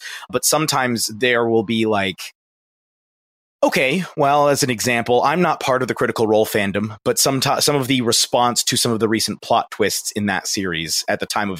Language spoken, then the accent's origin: English; United States; now in United Kingdom; I know people will say that I'm American, and you are correct, but I am also British. And it's not like I have just never been to Britain. I've been coming to Britain every year since I was a baby, and I've lived in Britain now for like 7 years.